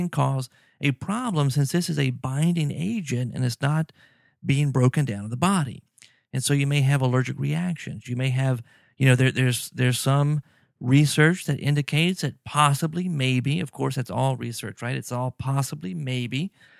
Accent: Baton Rouge, Louisiana, United States; here I am from South Louisiana. Grew up in Baton Rouge. I've been living in New Orleans and then the North Shore, north of Lake Pontchartrain now for, golly, I don't know, 15 years or more.

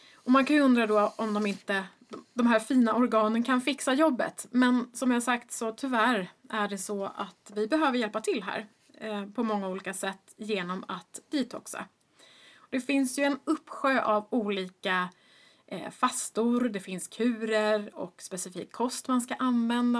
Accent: Stockholm, Stockholm County, Sweden; also born or lived in Boston, United States; jag är ju uppvuxen i Stockholm

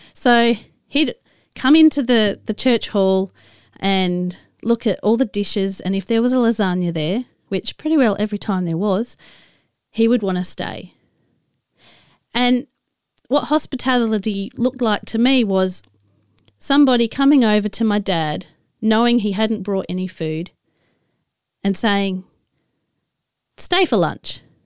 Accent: Adelaide, South Australia, Australia; moved away as an adult; also born or lived in Tasmania; I moved from where I grew up in Adelaide to, uh, Tasmania

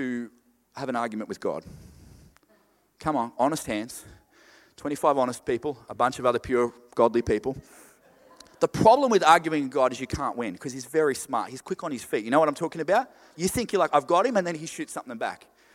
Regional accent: Queensland, Australia; I'm from Queensland. Everything's weird in Queensland.

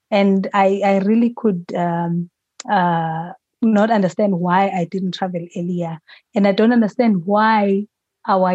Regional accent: South Africa; as a South African team, there's five of us from South Africa

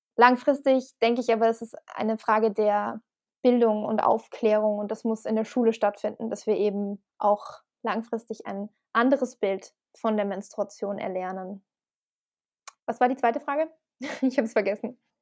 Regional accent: Salzburg, Austria; moved away; ich bin auch in Österreich aufgewachsen tatsächlich.

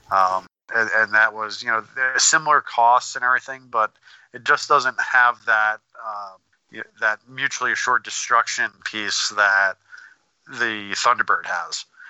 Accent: Northeast, United States; I'm from the Northeast.

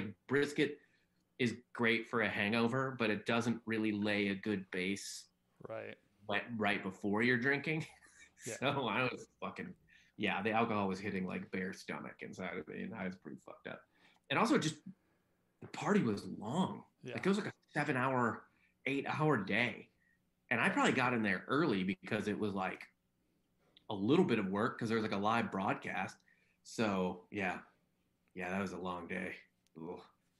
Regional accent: St. Louis, Missouri, United States; now in Austin, United States; I'm from St. Louis

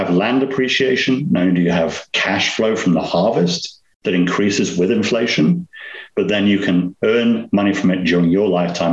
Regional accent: Nottingham, East Midlands, United Kingdom; moved away; I'm from England. Accent. I'm from a place called Nottingham in England. I call it Robin Hood country

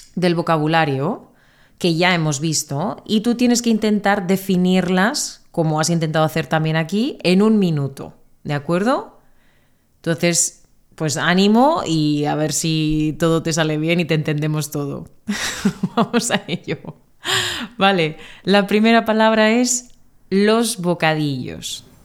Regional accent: Spain; first language Spanish; de España

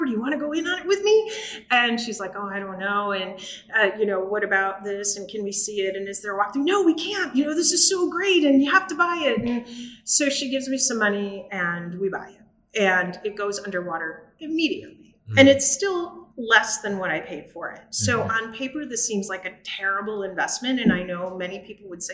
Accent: Chicago, Illinois, United States; I grew up in Chicago. I grew up on the Southwest side in Brighton Park

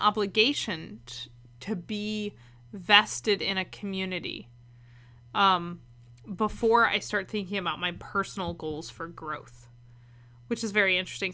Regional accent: Tidewater, Virginia, United States; moved away as an adult; also born or lived in Blacksburg, Virginia; now in Northern Virginia, United States; I've spent my whole life in Virginia. Like, mm-hmm. I grew up in Tidewater.

